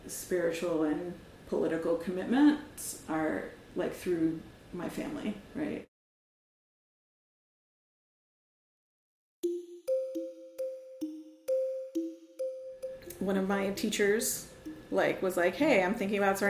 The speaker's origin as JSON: {"language": "English", "town": "Miami", "region": "Florida", "country": "United States", "tie": "born or raised there", "also_born_or_lived": "Atlanta", "moved": "as an adult", "said": "I grew up in Miami"}